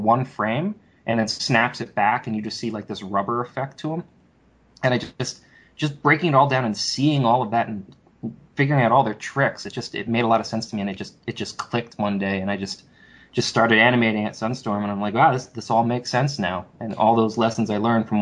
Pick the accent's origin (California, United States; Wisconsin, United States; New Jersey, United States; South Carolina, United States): New Jersey, United States; I'm from Jersey